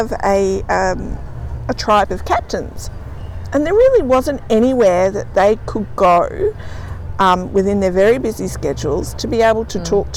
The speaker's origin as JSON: {"language": "English", "country": "Australia", "tie": "born or raised there", "also_born_or_lived": "Singapore", "said": "I'm an Australian, but I spent some time overseas. I grew up on boats in this area of the world"}